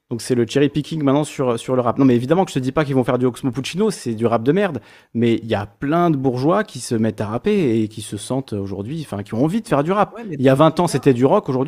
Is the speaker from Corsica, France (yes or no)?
yes; Corsica, France; Quand je suis corse en Corse, ben, je n'y pense pas. Quand je suis corse sur le continent et qu'on me dit ah oui, ton nom est corse, alors t'es corse